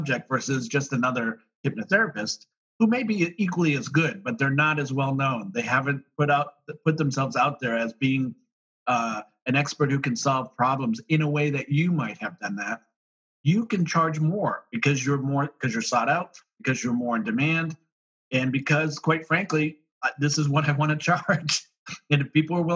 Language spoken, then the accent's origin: English; Boston, Massachusetts, United States; I'm from Boston, so we had snow, so I shoveled driveways